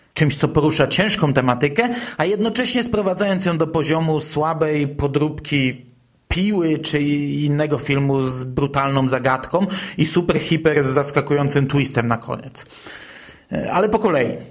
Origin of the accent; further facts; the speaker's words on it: former Toruń Voivodeship, Kuyavian-Pomeranian Voivodeship, Poland; moved away; Pochodzę ze starego województwa toruńskiego i w Toruniu mieszkałem kilka lat